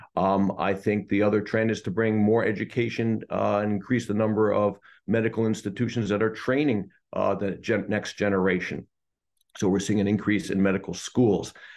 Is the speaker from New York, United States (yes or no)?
yes; Hudson Valley, New York, United States; the hometown where I was raised in the Hudson Valley of New York.